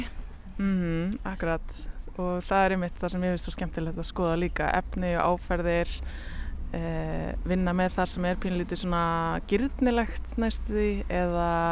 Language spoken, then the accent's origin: Icelandic; Akureyri, Northeastern Region, Iceland; moved away as an adult; now in Reykjavík, Iceland; ég er að Norðan, fættist á Akureyri og ég er dóttir myndlistamanna